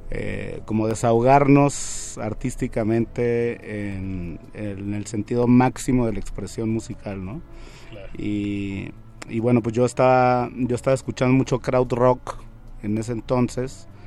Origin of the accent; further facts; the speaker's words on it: Sonora, Mexico; moved away; also born or lived in Guadalajara; Yo soy de Sonora, sí. Eh, digamos que fue como la primaria, la secundaria, la prepa y parte de la universidad